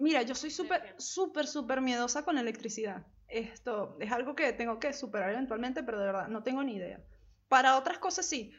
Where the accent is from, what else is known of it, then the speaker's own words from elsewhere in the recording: La Guaira, Venezuela; moved away as an adult; also born or lived in Caracas; Yo soy de La Guaira, que está como a dos horas de Caracas